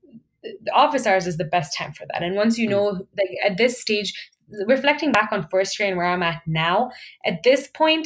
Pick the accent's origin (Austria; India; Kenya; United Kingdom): Kenya; moved away as an adult; now in Canada; I was, you know, born and raised in Kenya